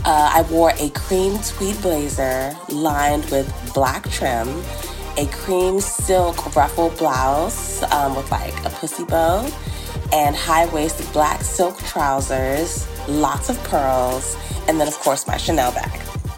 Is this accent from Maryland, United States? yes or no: yes; Maryland, United States; from Maryland.